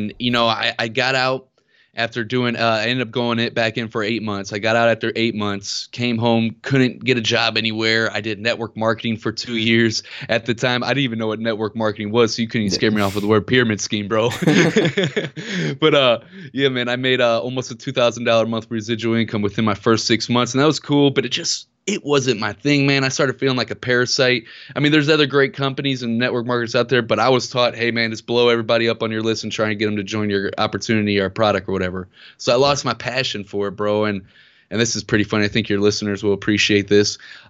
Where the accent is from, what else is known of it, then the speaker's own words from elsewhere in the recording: Ferguson, Missouri, United States; And we grew up in Ferguson, Missouri.